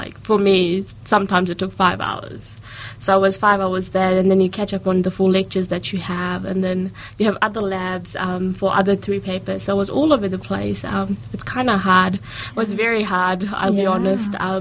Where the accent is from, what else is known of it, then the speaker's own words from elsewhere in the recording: Auckland, New Zealand; moved away as an adult; now in Dunedin, New Zealand; I'm from Auckland originally.